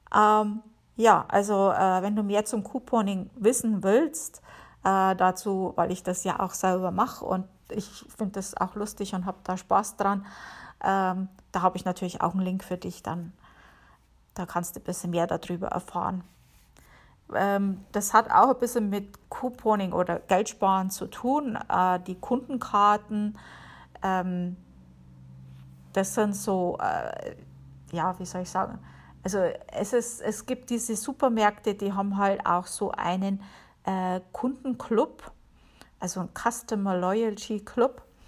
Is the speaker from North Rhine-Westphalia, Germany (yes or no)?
no; Bavaria, Germany; moved away as an adult; now in Connecticut, United States; Ich komme ja aus Bayern